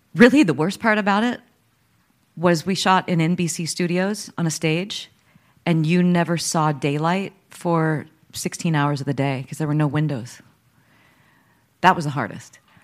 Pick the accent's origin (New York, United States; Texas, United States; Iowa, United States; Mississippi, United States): Texas, United States; Dallas; I was born in Dallas, Texas